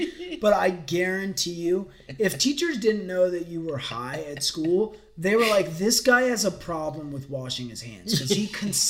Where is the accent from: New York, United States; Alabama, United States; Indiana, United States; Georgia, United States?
Georgia, United States; Forsyth County; growing up in Forsyth County, there wasn't really, you know, there wasn't skate parks nearby.